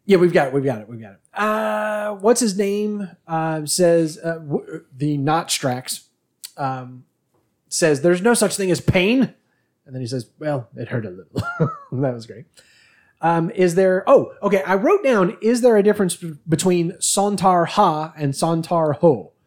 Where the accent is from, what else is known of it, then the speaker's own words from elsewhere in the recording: United States; we're American